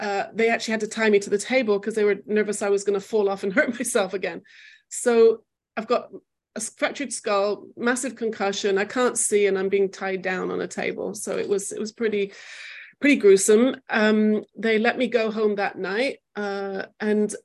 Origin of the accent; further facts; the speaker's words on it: England, United Kingdom; moved away as an adult; also born or lived in Manchester; now in Jerusalem, Israel; I grew up in England